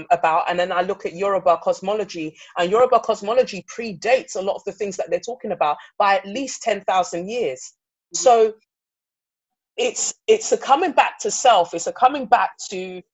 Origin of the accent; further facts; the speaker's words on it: England, United Kingdom; also born or lived in Nigeria; I was born in Nigeria and I came to England when I was five